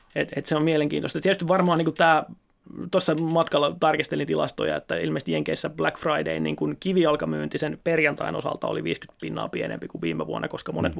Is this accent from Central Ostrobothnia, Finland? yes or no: no; Seinäjoki, South Ostrobothnia, Finland; tulen Seinäjoelta